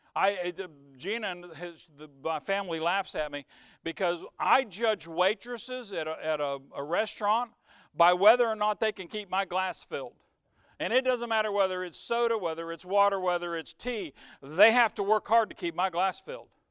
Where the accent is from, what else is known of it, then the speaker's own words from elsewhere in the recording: near the Ohio River, on the Blue River, Indiana, United States; I grew up near the Ohio, but we also had a little wild river, even our little river, the Blue River